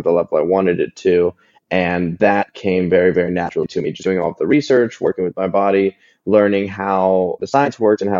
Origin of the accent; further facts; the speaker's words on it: Columbus, Ohio, United States; also born or lived in Los Angeles; now in Atlanta, United States; I grew up in Columbus, Ohio, in the Midwest in the US